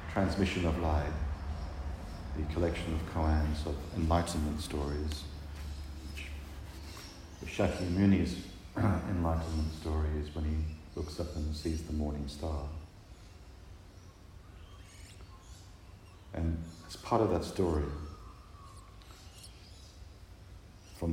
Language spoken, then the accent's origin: English; Manchester, North West England, United Kingdom; I was born in England, I grew up in Manchester.